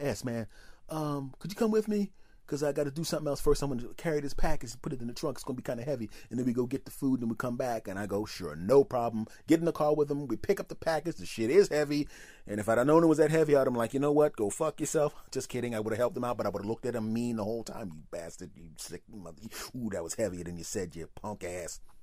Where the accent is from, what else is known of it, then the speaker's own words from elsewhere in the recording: Philadelphia, Pennsylvania, United States; moved away; I'm originally from Philadelphia, so obviously Eagles